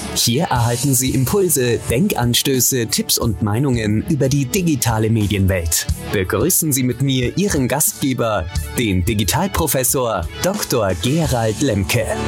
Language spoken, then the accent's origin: German; Oldenburg, Lower Saxony, Germany; da wir beide Norddeutsche sind, du in Hamburg und ich, ja. aus, ich aus Ollenburg